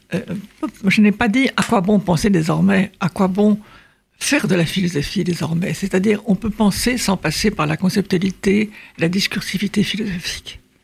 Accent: France; nous sommes français

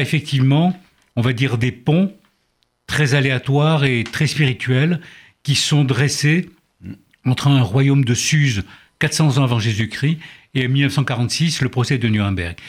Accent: Oran, Oran Province, Algeria; moved away; also born or lived in Lille; je suis d'Oran d'Algérie

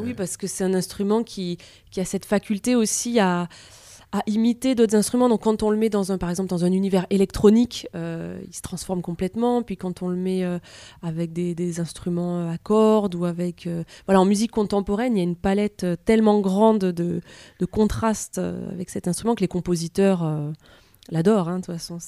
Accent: near Perpignan, Occitania, France; j'ai grandi près de Perpignan

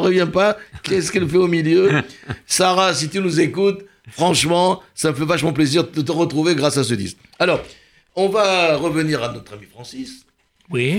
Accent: Constantine, Constantine Province, Algeria; moved away; chez moi à Constantine

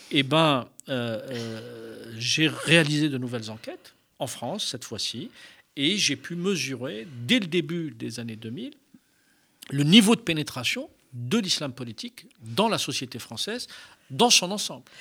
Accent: Algeria; moved away; je suis né en Algérie. Euh, euh, j'ai grandi dans ce pays.

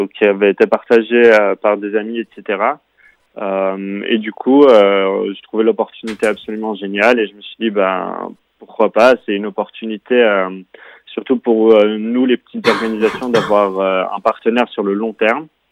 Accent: Geneva, Switzerland; je viens de Genève

